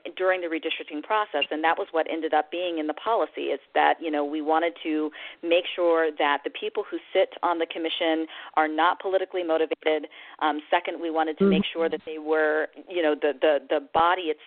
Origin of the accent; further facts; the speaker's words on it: Michigan, United States; I went to a meeting nearby my hometown